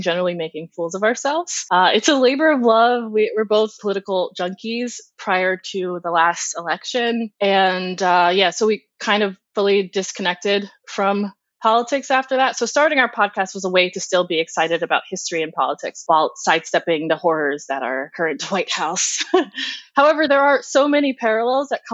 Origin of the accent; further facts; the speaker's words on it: Ohio, United States; moved away as an adult; now in New York, United States; I'm from Ohio originally, but I've been in New York for 19 years